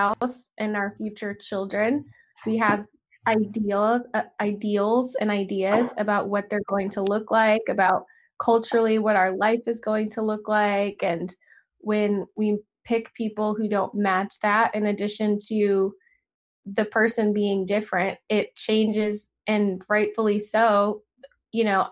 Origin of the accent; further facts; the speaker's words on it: the South, United States; now in Los Angeles, United States; growing up in the South